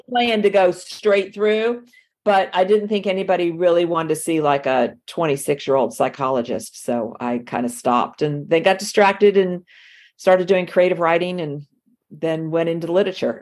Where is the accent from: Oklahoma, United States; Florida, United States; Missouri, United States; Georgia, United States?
Florida, United States; Miami; accent: southern; moved away as an adult; now in North Florida, United States; I was born in Miami and raised in Miami, but I've lived up here, up here in the South uh, most of my adult life